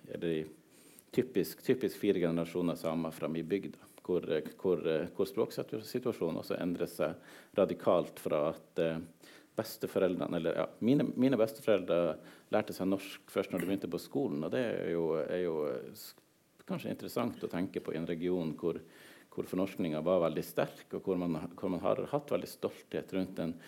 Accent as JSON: {"language": "Norwegian", "region": "southern Troms", "country": "Norway", "tie": "born or raised there", "first_language": "Northern Sami", "said": "så jeg vokst opp helt sør i Troms fylke. I, eh, i, eh, i de samiske småbrukersamfunn"}